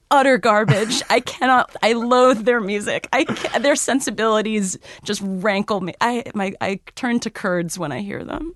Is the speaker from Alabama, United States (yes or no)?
no; Cambridge, Massachusetts, United States; I grew up in Cambridge, so I was more in the stuffy neck of the woods